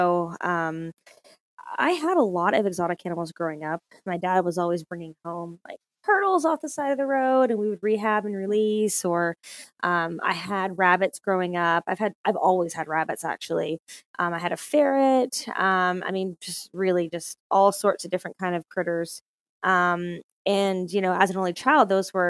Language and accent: English; Fort Worth, Texas, United States; also born or lived in Grapevine, Texas; I am originally from Fort Worth, Texas, which is North Texas.